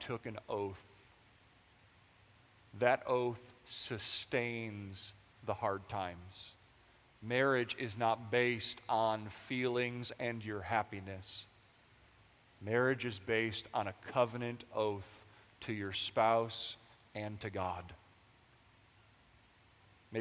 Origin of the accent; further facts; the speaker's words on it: United States; we are American